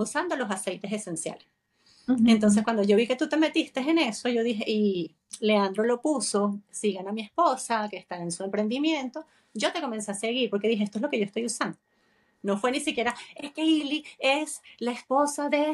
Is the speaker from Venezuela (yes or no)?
yes; Venezuela; moved away as an adult; now in Spain; yo también soy venezolana